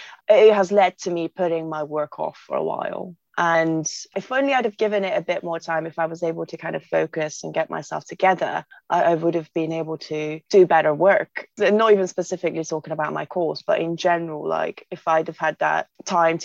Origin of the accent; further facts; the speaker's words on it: Hungary; now in Bristol, United Kingdom; I'm originally from Hungary, but moved to England to kind of help me have a better future